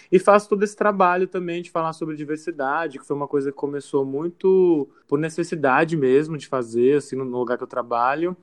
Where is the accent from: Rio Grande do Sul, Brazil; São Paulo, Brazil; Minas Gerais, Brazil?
São Paulo, Brazil; sou de São Paulo mesmo, é, vivi a vida inteira aqui